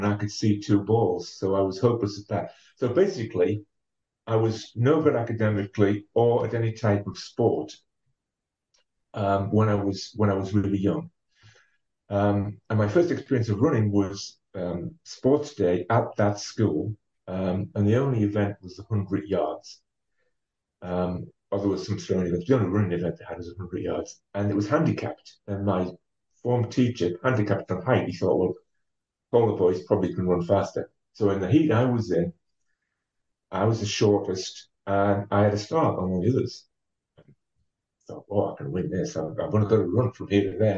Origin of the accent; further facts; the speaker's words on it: Ferryhill, North East England, United Kingdom; now in Durham, United Kingdom; I am from County Durham, and uh, I actually grew up in a an old mining town called uh, Ferry Hill.